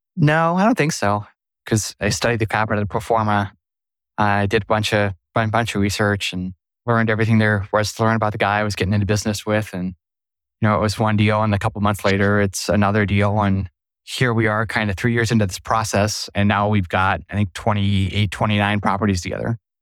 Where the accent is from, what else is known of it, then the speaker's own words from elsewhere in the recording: Sioux Falls, South Dakota, United States; in my hometown, it's Sioux Falls